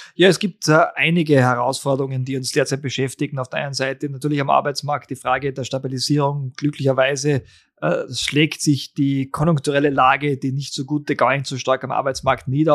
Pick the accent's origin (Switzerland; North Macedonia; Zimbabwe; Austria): Austria; bei uns in Österreich